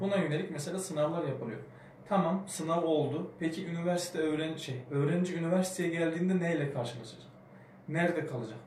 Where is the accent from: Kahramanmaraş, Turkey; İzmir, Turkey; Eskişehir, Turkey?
Kahramanmaraş, Turkey; ben de Kahramanmaraşlı olduğum için